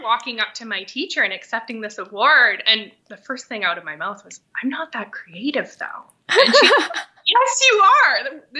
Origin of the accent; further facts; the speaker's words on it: Thunder Bay, Ontario, Canada; I born and raised in Thunder Bay, so I've spent a lot of time outdoors, just going to the beach, out to people's camps, just being outside a lot.